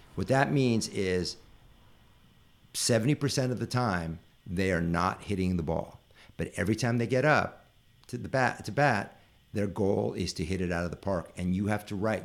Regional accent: Northern California, United States; I was raised in Northern California in a very upper middle class family

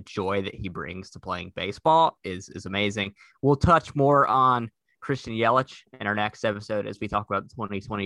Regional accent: Durham, North Carolina, United States; accent: Southern; moved away; I am from Durham, North Carolina

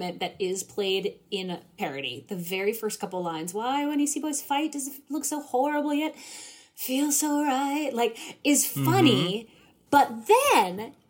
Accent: New England, United States; I'm from New England.

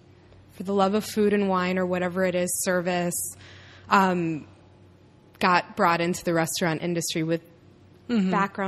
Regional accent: Los Angeles, California, United States; also born or lived in Chicago; I grew up in Van Nuys.

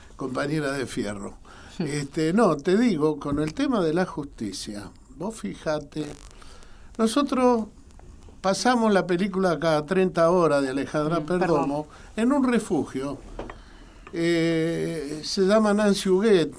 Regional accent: Argentina

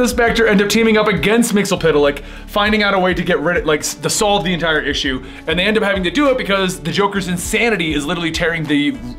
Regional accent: Canada; I'm French Canadian.

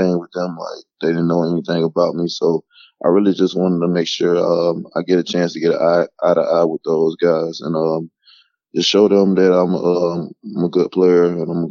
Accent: Mobile, Alabama, United States; moved away as an adult; also born or lived in Theodore, Alabama; I played at Theodore High School in Theodore, Alabama. I'm originally from Mobile, Alabama.

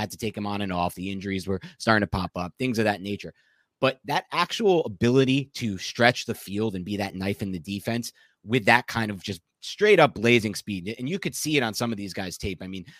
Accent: New Jersey, United States; Big Bo Melton fan over here, not just because we're from Jersey over here.

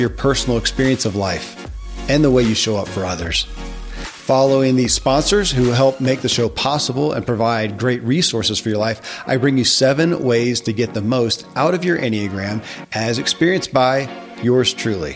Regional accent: Kentucky, United States; born or raised there

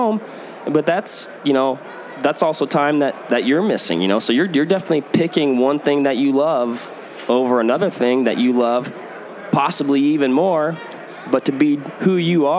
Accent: Washington, United States; now in Middleton, Wisconsin, United States; born and raised in Washington

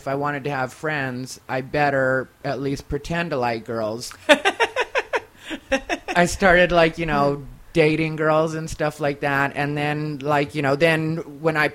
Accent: Casa Grande, Arizona, United States; also born or lived in Phoenix, Arizona; now in Los Angeles, United States; I grew up in Casa Grande, Arizona

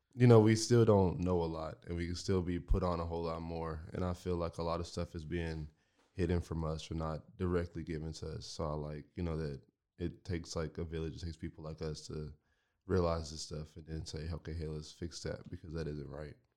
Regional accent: Marlin, Texas, United States; moved away; I came from Marlin. Marlin was my home, and I lived right across the street from the, from the school that I went

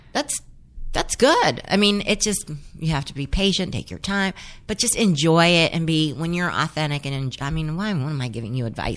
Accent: San Fernando Valley, California, United States; growing up in the San Fernando Valley

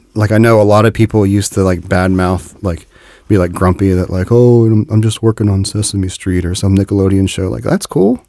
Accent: Dayton, Ohio, United States; I'm from Dayton, which is about an hour north of Cincinnati

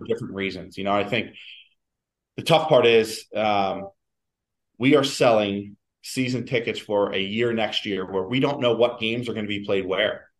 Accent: Philadelphia, Pennsylvania, United States; moved away as an adult; also born or lived in Cleveland; now in New York City, United States; I, I, started out in Philly and in, in, in, my hometown

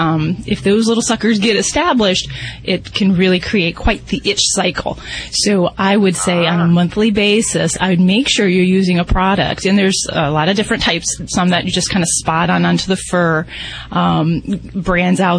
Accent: Indiana, United States; And I'm from Indiana

